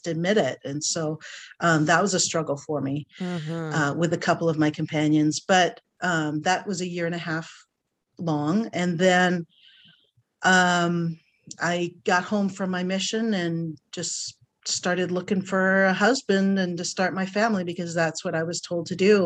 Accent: Bangor, Maine, United States; now in Portland, United States; my hometown, Bangor, Maine

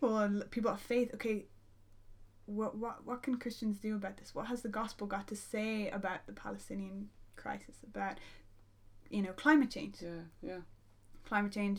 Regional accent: Ireland; as an Irish person

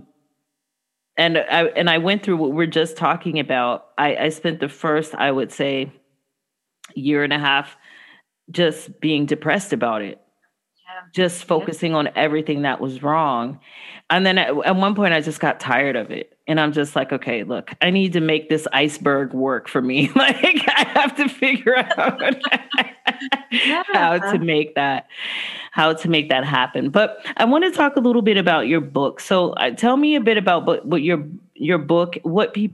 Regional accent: Los Angeles, California, United States; moved away as an adult; also born or lived in Fairbanks, Alaska; I come from Los Angeles, California

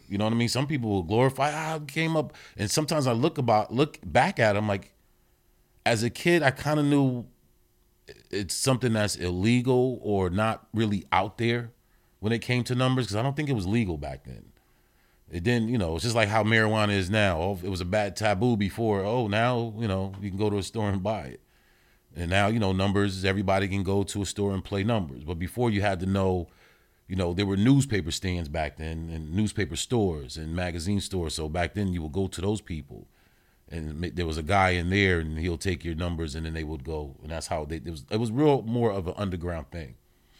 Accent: New Haven, Connecticut, United States; also born or lived in Yonkers; New Haven. I played Little League Baseball at Walter Pop Smith in New Haven. But it was also split too, even though predominantly New Haven. But I spent a lot of time in Yonkers

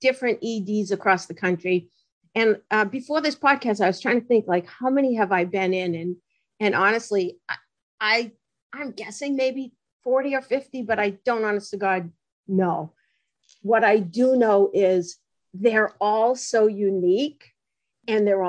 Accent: Massachusetts, United States; I come from Massachusetts. If you hadn't told them, they would probably guess by my accent

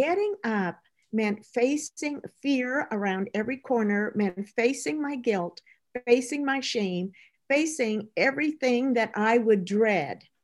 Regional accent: Midwest Canada, Canada; I grew up in Midwest Canada.

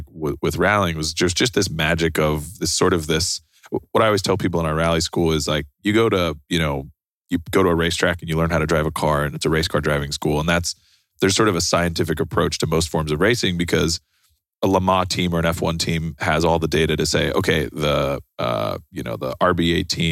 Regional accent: Austin, Texas, United States; I grew up in Austin playing in a bunch of like punk rock and hardcore bands

